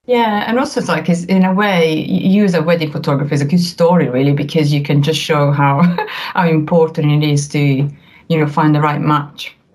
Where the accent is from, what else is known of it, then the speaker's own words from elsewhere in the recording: Italy; accent: Italian; English is a second language; now in United Kingdom; as you can tell from my accent, I'm Italian